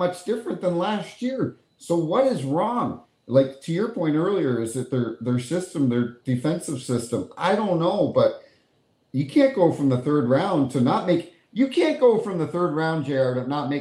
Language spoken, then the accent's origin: English; New Brunswick, Canada; I grew up in New Brunswick.